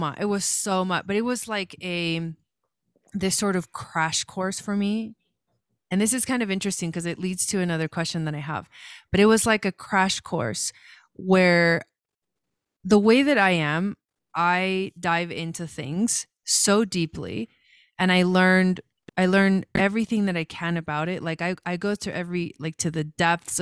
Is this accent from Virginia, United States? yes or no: no; Los Angeles, California, United States; moved away as an adult; also born or lived in Argentina / Boulder, Colorado; I was born in Argentina, so I'm from Argentina, but I came to the US to California when I was like 7. And so I kind of pretty much grew up in California in the Los Angeles area